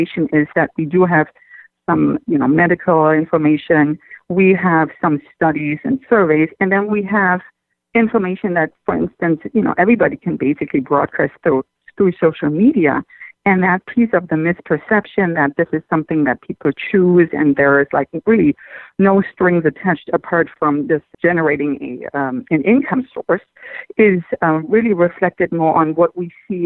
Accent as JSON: {"language": "English", "country": "Germany", "tie": "born or raised there", "moved": "as an adult", "lives_now": "Southern California, United States", "said": "I grew up in Germany and went to school there"}